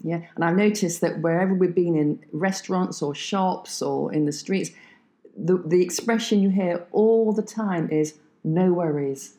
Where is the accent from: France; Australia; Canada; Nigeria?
France; English is a second language; we are both from France